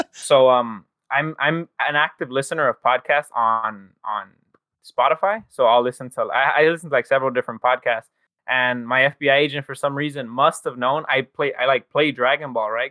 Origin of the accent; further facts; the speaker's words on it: Los Angeles, California, United States; I'm from Los Angeles